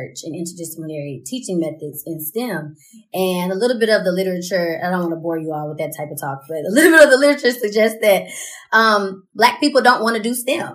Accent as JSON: {"language": "English", "town": "Pine Bluff", "region": "Arkansas", "country": "United States", "said": "I'm from Pine Bluff, Arkansas."}